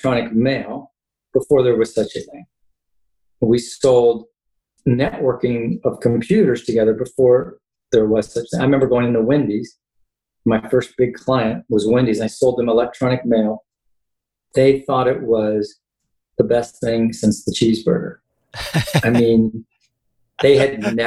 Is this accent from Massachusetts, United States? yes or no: no; Kansas, United States; moved away as an adult; also born or lived in Indiana; I grew up in Kansas, born and raised